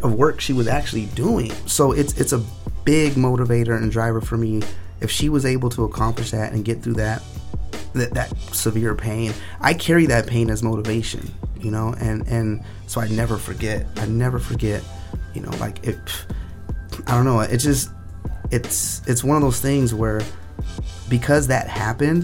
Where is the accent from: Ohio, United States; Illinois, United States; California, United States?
California, United States; South Gate; also born or lived in San Antonio, Texas / Spokane, Washington; I grew up in Southgate, California